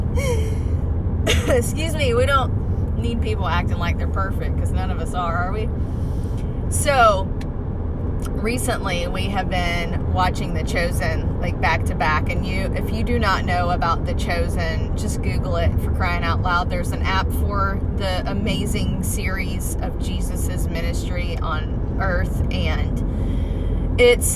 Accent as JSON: {"language": "English", "town": "Ocala", "region": "Florida", "country": "United States", "tie": "born or raised there", "said": "I grew up here in Ocala"}